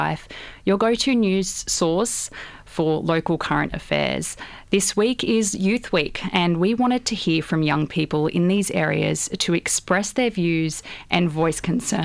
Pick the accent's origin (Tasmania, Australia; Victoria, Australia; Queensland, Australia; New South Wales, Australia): New South Wales, Australia; Sydney; I'm from Western Sydney as well